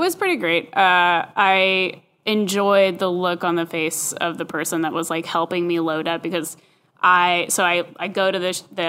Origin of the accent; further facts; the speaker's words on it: Oakland, California, United States; where I grew up in California, in the North Bay in Oakland, like boba tea is equivalent with Starbucks